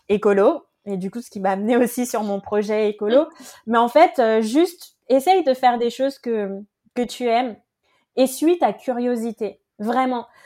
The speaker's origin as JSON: {"language": "French", "town": "Paris", "region": "Île-de-France", "country": "France", "said": "Et elle l'a juste fait parce que elle savait que je venais de Paris."}